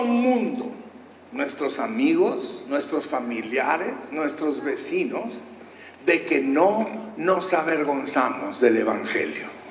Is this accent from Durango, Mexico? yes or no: yes; Durango, Mexico; moved away; de pequeños pueblos allá en el estado de Durango, de donde yo soy, y nos, gracias, un durangueño por ahí orgulloso